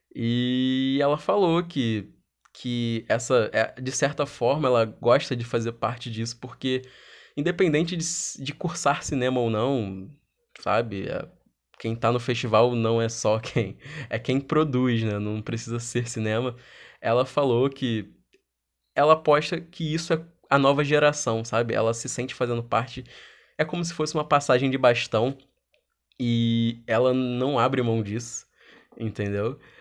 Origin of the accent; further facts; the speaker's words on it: Rio de Janeiro, Brazil; sou do Rio de Janeiro